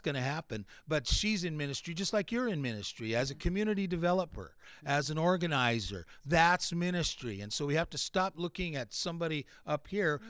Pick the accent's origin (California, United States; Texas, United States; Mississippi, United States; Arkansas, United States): California, United States; Latin American Bible Institute campus; also born or lived in New Mexico; we grew up on the Latin American Bible Institute campus together, both fathers were professors, uh, so he's, like, a year older than me. So when we came to California from New Mexico, I was one year old